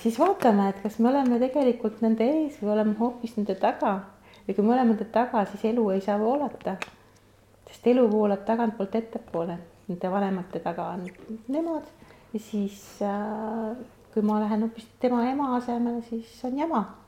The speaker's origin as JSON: {"language": "Estonian", "town": "Kuressaare", "region": "Saare County", "country": "Estonia", "also_born_or_lived": "Tallinn", "moved": "as an adult", "said": "ma olen Kuressaarest pärit"}